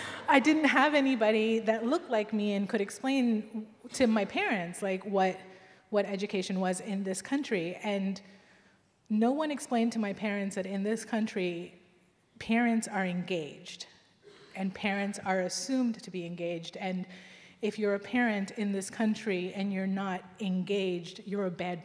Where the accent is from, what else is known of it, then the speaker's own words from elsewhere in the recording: United States; I grew up in America